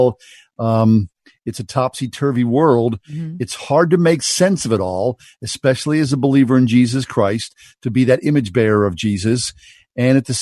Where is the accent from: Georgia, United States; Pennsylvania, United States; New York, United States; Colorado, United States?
Pennsylvania, United States; Swissvale; how I was raised in Swissvale in the 1960s and 70s